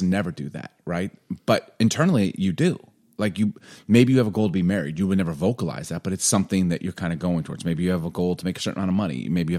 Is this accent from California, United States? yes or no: no; Chicago, Illinois, United States; now in Seattle, United States; I mean, I know what to do. I'm from